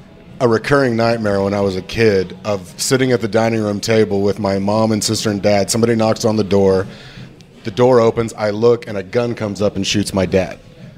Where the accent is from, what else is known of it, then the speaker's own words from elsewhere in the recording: near Shiner, Texas, United States; you never had Shiner Bock? Yeah. Yeah. It's from right near my hometown.